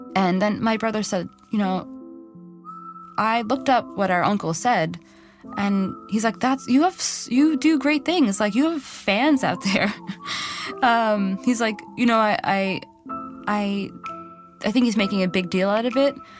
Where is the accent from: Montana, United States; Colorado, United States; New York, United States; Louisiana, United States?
New York, United States; New York City; I grew up in Flushing in Queens